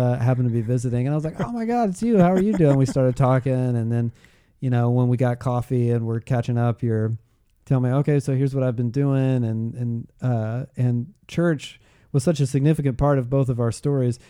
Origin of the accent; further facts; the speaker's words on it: Georgia, United States; moved away; I grew up in Georgia